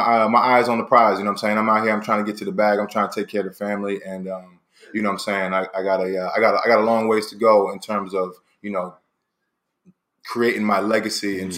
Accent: Philadelphia, Pennsylvania, United States; moved away as an adult; now in Los Angeles, United States; to take it back to Philly, man, I left about 10 years ago

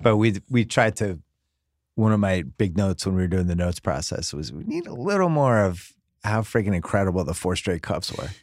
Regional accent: Boston, Massachusetts, United States; moved away; I'm from Boston

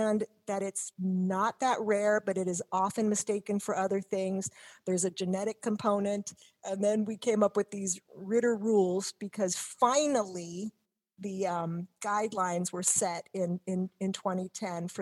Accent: Cincinnati, Ohio, United States; moved away; from Cincinnati.

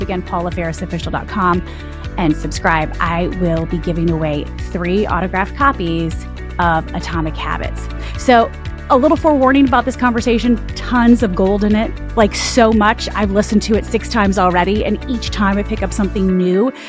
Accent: Michigan, United States; I'm from Michigan

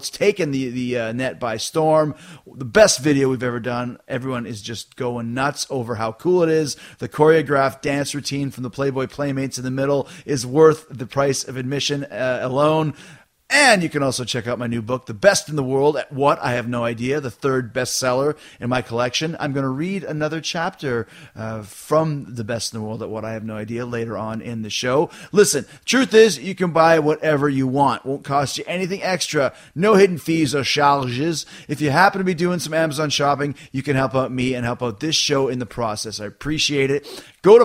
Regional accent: Canada; I'm from Canada, so I say ….

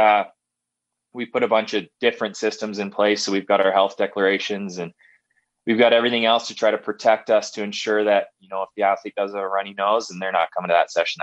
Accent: Calgary, Alberta, Canada; growing up in Calgary here

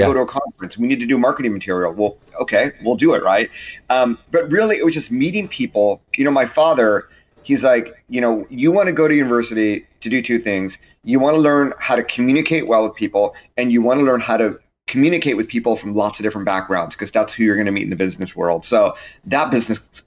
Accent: Southern California, United States; I grew up in Southern California

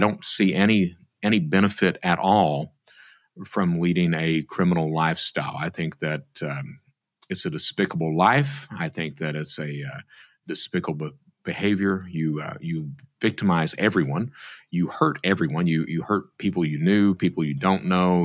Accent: Eastern Kentucky, United States; I'm from Eastern Kentucky. My mother was a fraudster, and I grew up in that type of environment

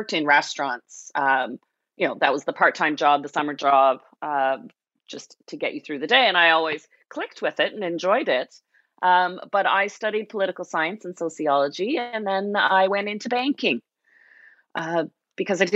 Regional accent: Toronto, Ontario, Canada; moved away as an adult; now in Niagara, Canada; being a kid growing up in Toronto

